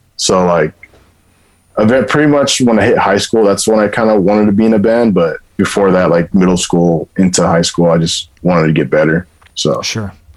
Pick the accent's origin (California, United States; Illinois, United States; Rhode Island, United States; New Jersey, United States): California, United States; Inland Empire; also born or lived in Orange County, California; right before I went to middle school, I graduated like elementary, and I moved to Inland Empire and from Orange County.